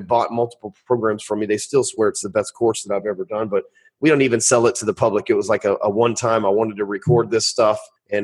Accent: the South, United States; I'm from the South, man.

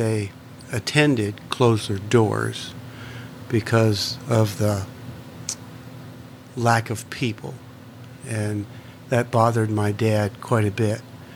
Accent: Michigan, United States; moved away as an adult; now in St. Louis, United States; I came down from Michigan to St. Louis to go to a tech school.

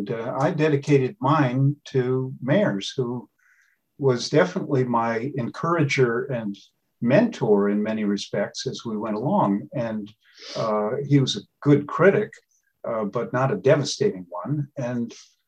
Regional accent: Connecticut, United States; moved away as an adult; also born or lived in Botswana; Grew up in Connecticut, went to Harvard, went in the Peace Corps in Botswana, Africa

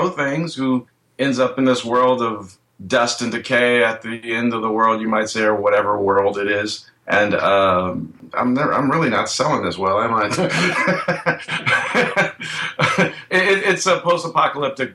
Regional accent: Oakland, California, United States; my city, Oakland

